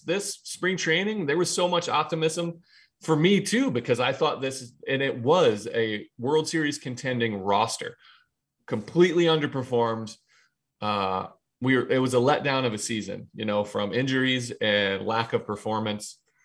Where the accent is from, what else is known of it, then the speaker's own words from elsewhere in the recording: Ohio, United States; moved away as an adult; now in New York, United States; I'm from Ohio